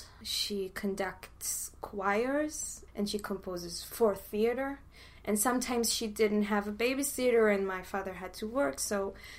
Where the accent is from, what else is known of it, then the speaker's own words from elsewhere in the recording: Haifa, Haifa District, Israel; born there; I was born in Haifa. It's northern from Tel Aviv. We, as a family, moved a lot.